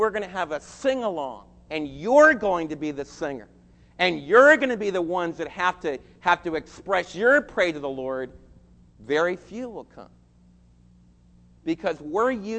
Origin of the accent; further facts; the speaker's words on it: United States; as American believers